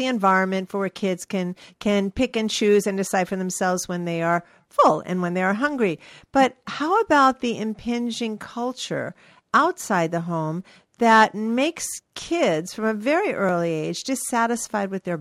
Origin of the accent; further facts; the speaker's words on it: New York, United States; moved away as an adult; also born or lived in California; when I was growing up in New York